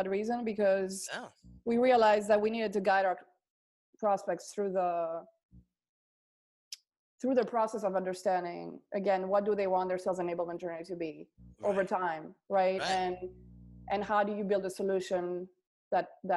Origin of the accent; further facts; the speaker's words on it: Athens, Attica, Greece; moved away; I grew up in, born and raised in Greece from a Greek father and a French-Greek mother. So I was in a bilingual, bicultural.